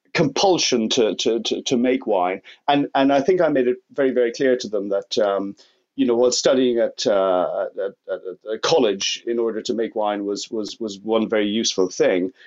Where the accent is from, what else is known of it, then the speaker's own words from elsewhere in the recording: Limerick, Munster, Ireland; moved away as an adult; also born or lived in United Kingdom; Growing up in Limerick in South West Ireland in the countryside